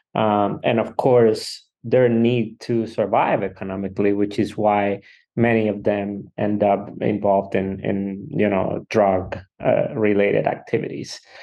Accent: Cuba; now in La Crosse, United States; I am from Cuba

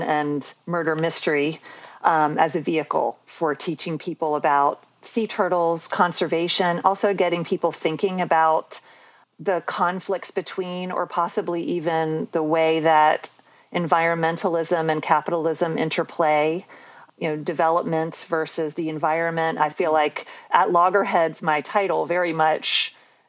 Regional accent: Columbia, South Carolina, United States; also born or lived in Cincinnati, Ohio; And then we moved back to Columbia because my dad had had enough of the blizzards and the cold weather. And he knew in Columbia we would not have any of that. So that's where I mostly grew up.

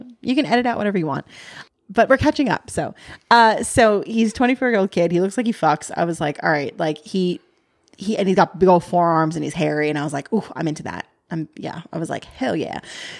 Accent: New York, United States; born there; I was born in New York, asshole.

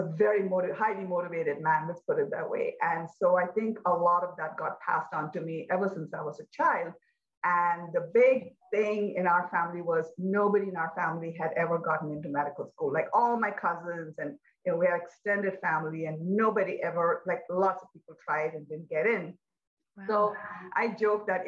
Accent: India; I was born in India, pretty traditional middle-class family

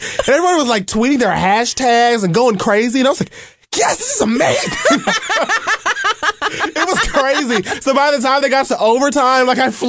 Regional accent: Jamaica; Well, see, then that's something that's kind of a little bit different, because Jamaican people know exactly what I'm talking about. We be late for everything.

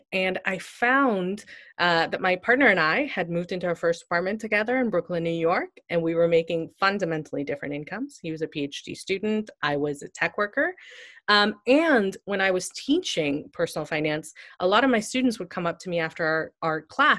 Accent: India; So I often joke that I started Zeta because I'm Indian and I'm nerdy about money.

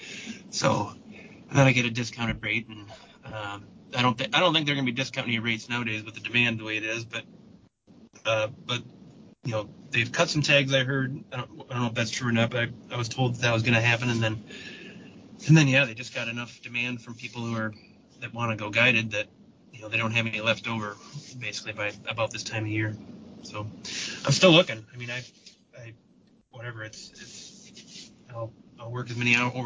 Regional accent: Michigan, United States; here in Michigan, my home state

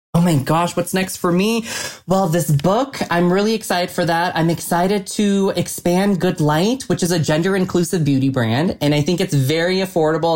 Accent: Colorado Springs, Colorado, United States; born or raised there

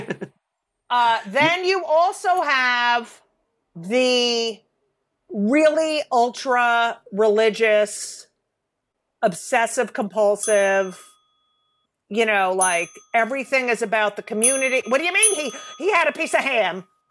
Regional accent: New Jersey, United States; I grew up in New Jersey

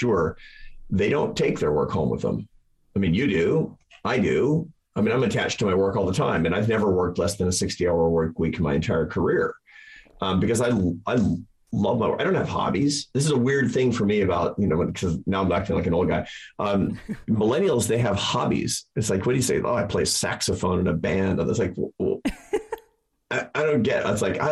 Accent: United States; I'm an American

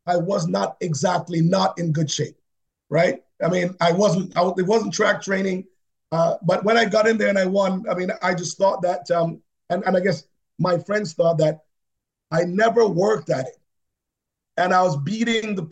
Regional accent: Jamaica; now in Canada; I'm Jamaican

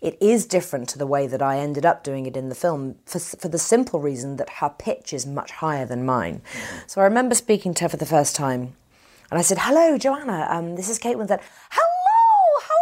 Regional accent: United Kingdom; I'm British

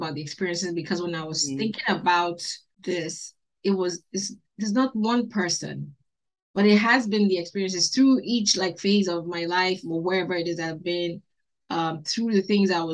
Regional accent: Abia, Nigeria; also born or lived in Lagos / Owerri / Port Harcourt; I was born in Isi Alangwa, in my village, in Umbosi, in Abia State in Nigeria. I went to school mostly in the east.

